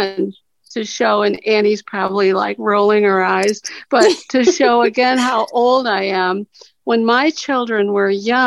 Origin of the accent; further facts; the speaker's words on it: Cincinnati, Ohio, United States; I'm from Cincinnati